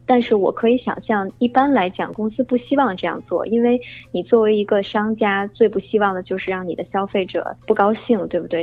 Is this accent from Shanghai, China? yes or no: no; Beijing, China; moved away as an adult; now in United States; 我呢是在北京土生土长长大的，后来在美国读的本科，毕业以后来美国航空工作。呃，不是美联航啊，是他们最大的竞争对手，美国航空。呃，我在航空公司工作有将近三年了